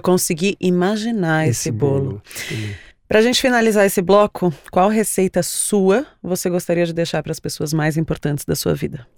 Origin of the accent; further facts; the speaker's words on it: São Paulo, Brazil; Eu nasci em São Paulo, mas todas as minhas raízes paternas são de Alagoas.